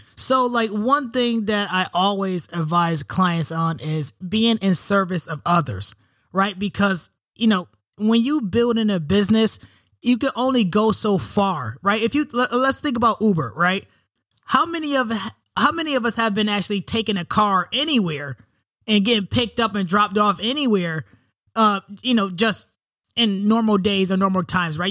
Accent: Rochester, New York, United States; moved away as an adult; also born or lived in West Coast; I'm from Rochester, New York. Um, you know, one of eight single parent household, you know, black single mother, uh, raised in the hood

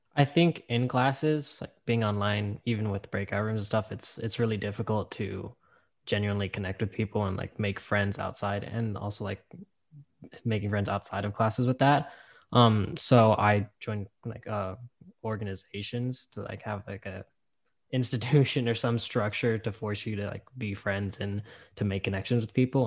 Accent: Bakersfield, California, United States; I'm an astronautical engineering major from Bakersfield, California

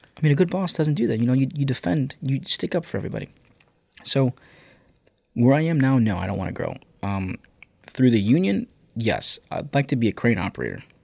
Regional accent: Chicago, Illinois, United States; growing up on the South Side

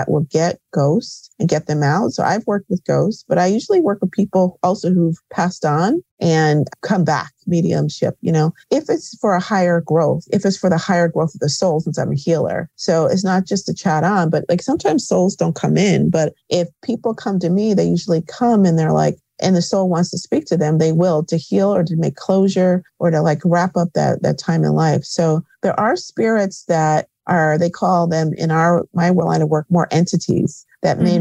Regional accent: Connecticut, United States; also born or lived in New York; I'm back home. I grew up in Connecticut where I have a healing center in Bloomfield

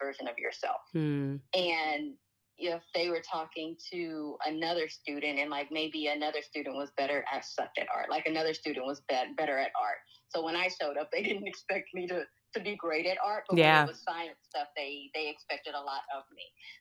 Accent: Alexandria, Louisiana, United States; moved away as an adult; now in Los Angeles, United States; I grew up in Alexandria, Louisiana.

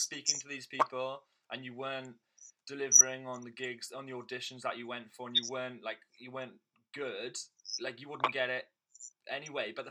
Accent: Swansea, Wales, United Kingdom; moved away; also born or lived in London; Swansea in Wales

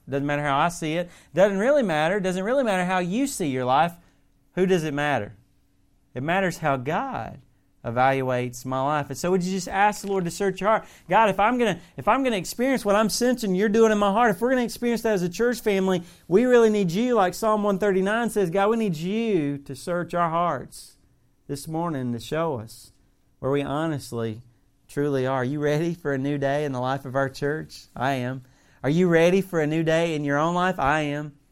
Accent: the South, United States; accent: Southern; moved away as an adult; now in Northeastern United States; a guy that grew up my whole life in the South

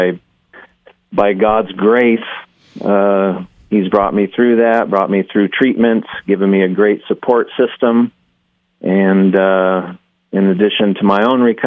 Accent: Costa Mesa, California, United States; moved away as an adult; now in Boise, United States; I'm from Southern California, Orange County, Costa Mesa specifically

